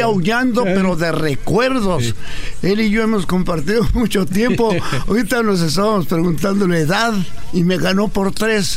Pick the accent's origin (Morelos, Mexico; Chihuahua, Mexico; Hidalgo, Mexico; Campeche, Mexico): Chihuahua, Mexico; Ciudad Juárez; born or raised there